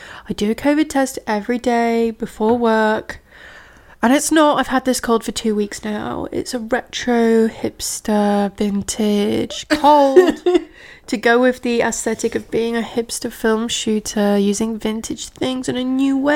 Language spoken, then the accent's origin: English; Yorkshire and the Humber, United Kingdom; I'm from Yorkshire.